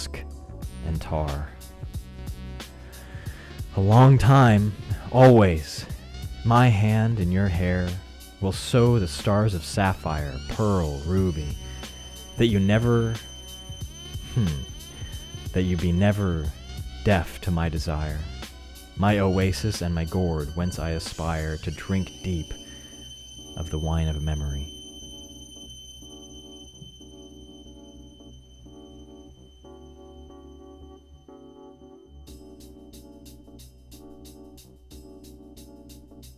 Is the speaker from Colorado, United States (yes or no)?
yes; Colorado, United States; my home state of Colorado